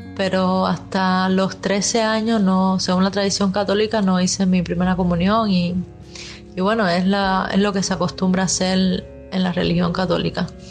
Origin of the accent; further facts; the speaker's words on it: Havana, Cuba; yo soy de aquí de La Habana